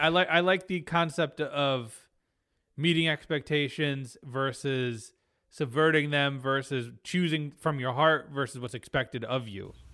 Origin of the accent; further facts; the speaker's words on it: United States; as an American viewer